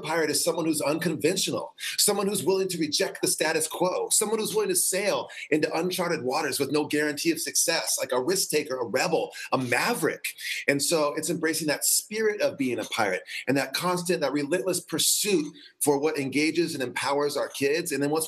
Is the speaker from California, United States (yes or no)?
yes; San Diego, California, United States; from San Diego, and I was a teacher for 17 years